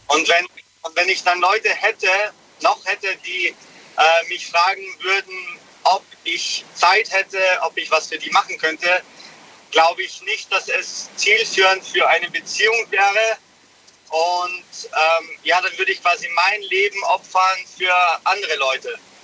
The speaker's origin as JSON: {"language": "German", "town": "Munich", "region": "Bavaria", "country": "Germany", "said": "ich komme aus München"}